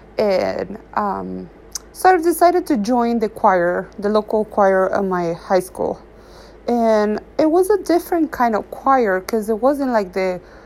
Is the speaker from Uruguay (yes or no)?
yes; Uruguay; I was a teenager growing up in Uruguay